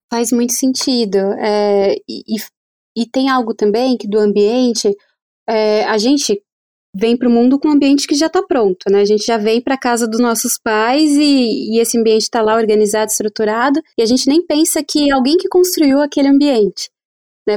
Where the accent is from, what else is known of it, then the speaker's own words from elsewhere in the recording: Brazil; also born or lived in São Paulo; a gente, enquanto brasileiro